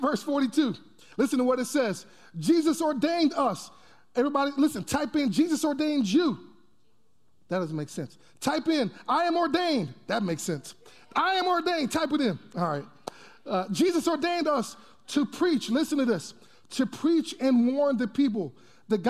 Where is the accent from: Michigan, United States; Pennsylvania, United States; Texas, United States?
Texas, United States; I'm from Texas